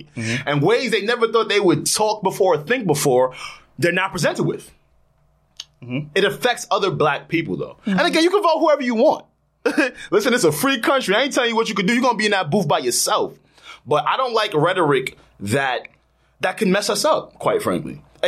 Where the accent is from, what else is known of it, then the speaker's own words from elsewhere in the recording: East Coast, United States; I am from the East Coast.